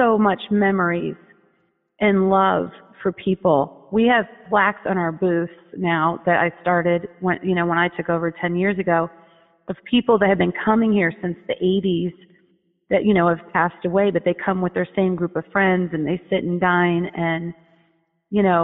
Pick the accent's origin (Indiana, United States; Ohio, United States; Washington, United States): Indiana, United States; Fort Wayne; now in Sherman Oaks, United States; I was born in Fort Wayne, Indiana